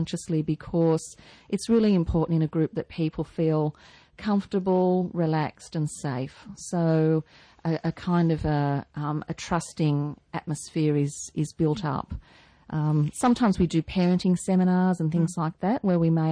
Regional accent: Newcastle, New South Wales, Australia; I'm a Newcastle girl. I grew up in Newcastle, married a Newcastle boy, moved away for a while.

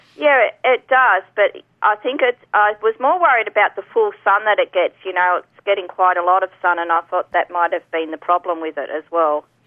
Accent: Tasmania, Australia; moved away; I'm originally from Tasmania

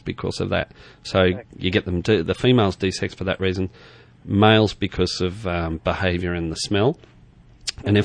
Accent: Queensland, Australia; moved away as an adult; I grew up in Queensland and went to university in Queensland

